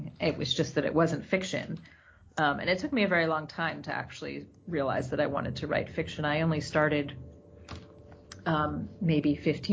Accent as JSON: {"language": "English", "area": "outside of Boston", "region": "Massachusetts", "country": "United States", "tie": "born or raised there", "also_born_or_lived": "Tanzania / Myanmar", "moved": "as an adult", "lives_now": "Italy", "said": "where I grew up outside of Boston, it was very homogenous"}